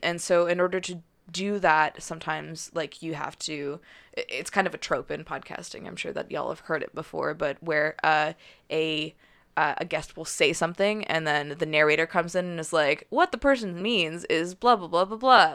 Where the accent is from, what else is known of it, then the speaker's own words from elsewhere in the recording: Calgary, Alberta, Canada; also born or lived in Victoria; now in Vancouver, Canada; I'm from Calgary